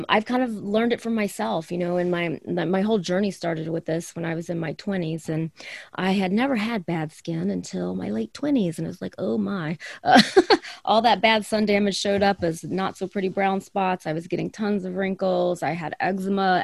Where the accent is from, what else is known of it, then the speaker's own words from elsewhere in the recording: the South, United States; now in Arizona, United States; I grew up in the South